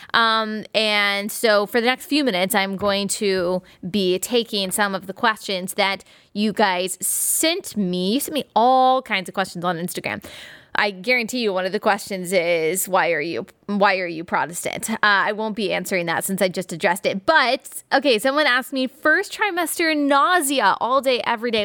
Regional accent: Dallas, Texas, United States; I am from Dallas

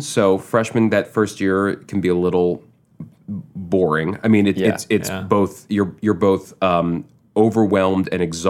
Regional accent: Manhattan, New York, United States; I grew up in Manhattan, blocks away from where we're recording right now.

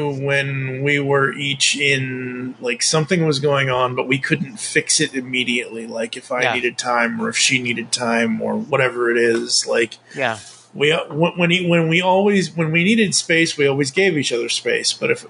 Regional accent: Massachusetts, United States; I grew up in Massachusetts, I should know this

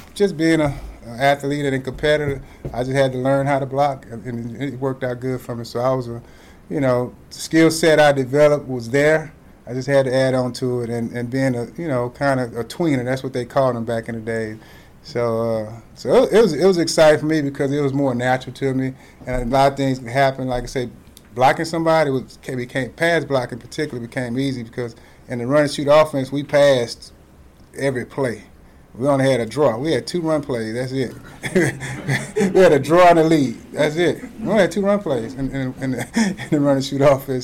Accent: Texas, United States; growing up in Texas

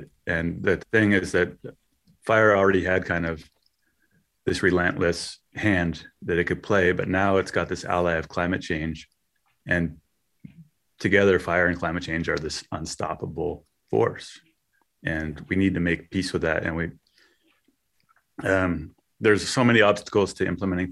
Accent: Westwood, California, United States; I grew up in Westwood

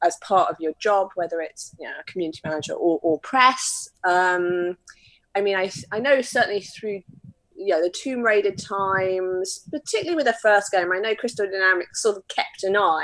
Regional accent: United Kingdom; I'm very British

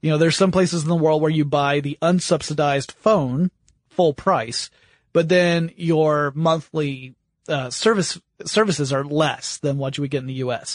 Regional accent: United States; being American

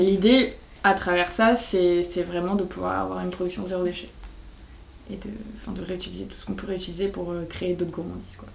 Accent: Bergerac, Nouvelle-Aquitaine, France; moved away as an adult; also born or lived in Paris / Lyon; Je viens du sud-ouest de la France, Bergerac

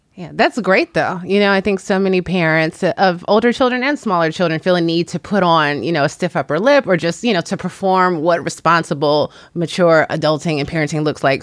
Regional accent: Chicago, Illinois, United States; moved away as an adult; also born or lived in Washington, D.C. / New York; now in Los Angeles, United States; I live in the greater Los Angeles area, and I grew up in Chicago.

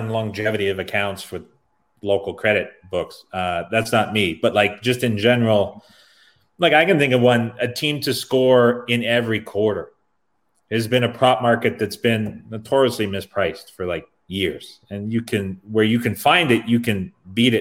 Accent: Canada; I'm Canadian

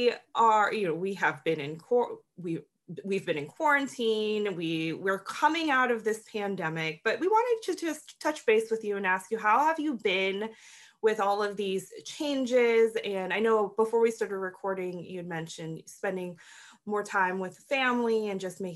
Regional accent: Florida, United States; I'm from Florida

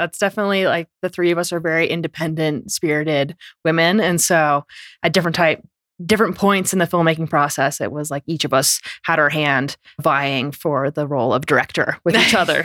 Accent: Vermont, United States; first language English; I grew up in Vermont.

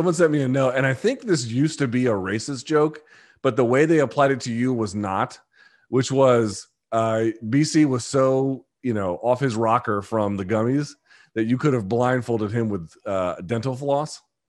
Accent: Washington, District of Columbia, United States; also born or lived in New Delhi, India; I was born last in New Delhi, India, and then my dad had a few more tours, a time spent abroad, including Japan, Qatar, and then came back. I grew up in Washington, D.C.

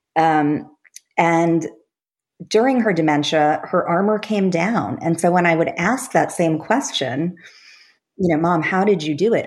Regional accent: Long Island, New York, United States; I grew up on Long Island

